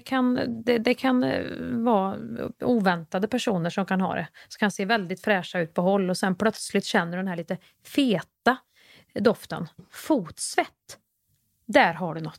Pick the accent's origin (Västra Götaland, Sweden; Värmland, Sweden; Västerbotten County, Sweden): Värmland, Sweden; Kristinehamn; i Kristinehamn där jag växte upp